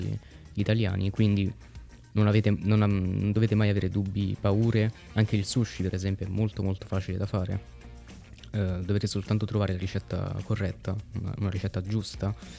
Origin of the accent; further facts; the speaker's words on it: Italy; Noi siamo nati e cresciuti in Italia